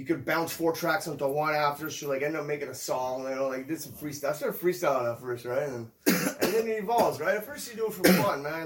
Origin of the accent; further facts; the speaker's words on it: Gatineau, Quebec, Canada; also born or lived in Ottawa; I pretty much grew up like in Ottawa and in Gatineau. I was raised in Gatineau.